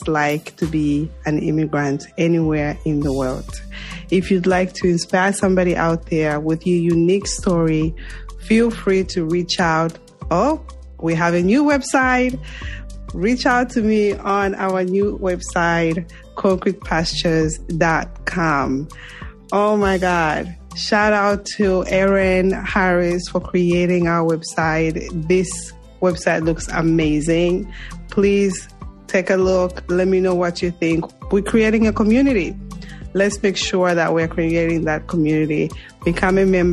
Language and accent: English; Zambia; moved away; Zambia, my home country